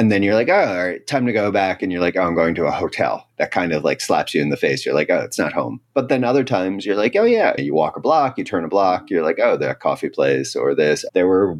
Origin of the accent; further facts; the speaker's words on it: United States; moved away as an adult; now in Spain; I'm an American.